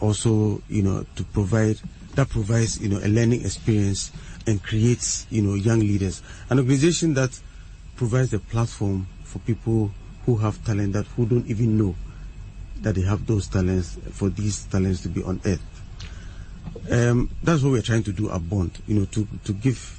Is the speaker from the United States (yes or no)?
no; Suhum, Eastern Region, Ghana; I actually, you know, started school in Suhum, in the Eastern region. That's where I started from class one